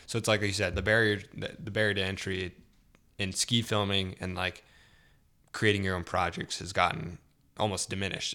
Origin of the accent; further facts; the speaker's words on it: Salinas, California, United States; moved away; also born or lived in Idaho Falls, Idaho; I grew up in Central California